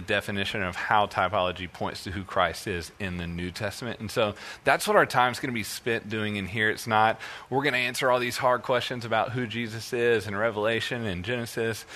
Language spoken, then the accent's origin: English; Birmingham, Alabama, United States; also born or lived in Missouri; now in Texas, United States; I am actually from Birmingham, Alabama